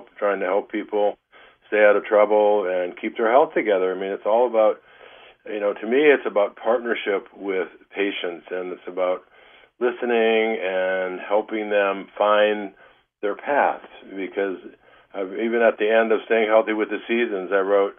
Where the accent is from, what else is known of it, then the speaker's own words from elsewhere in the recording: Detroit, Michigan, United States; moved away as an adult; also born or lived in Ann Arbor, Michigan; now in Northern California, United States; you and I grew up in Detroit